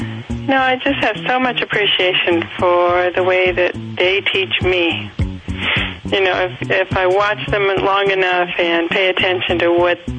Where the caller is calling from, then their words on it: Tujunga, California, United States; I'm calling from Tahunga.